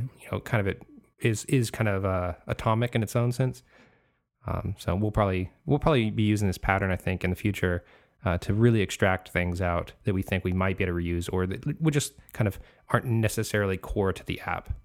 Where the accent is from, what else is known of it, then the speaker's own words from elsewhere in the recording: California, United States; now in Florida, United States; I'm originally from California, so I'm out in Florida now